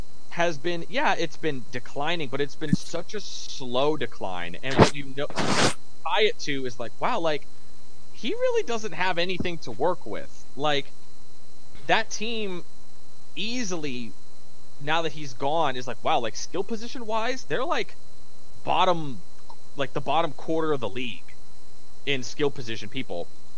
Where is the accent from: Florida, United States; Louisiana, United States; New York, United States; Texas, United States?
New York, United States; Even as a New Yorker, I have praised the dynasty and how great the two of them are and whatever.